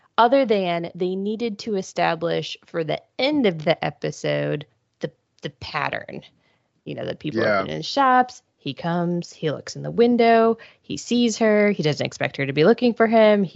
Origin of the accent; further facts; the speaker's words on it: Ohio, United States; I grew up in Ohio.